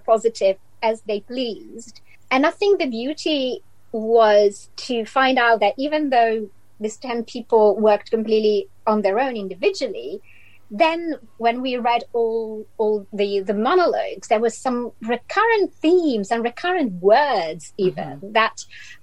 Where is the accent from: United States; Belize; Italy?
Italy; English is a second language; moved away as an adult; now in London, United Kingdom; I'm from Italy.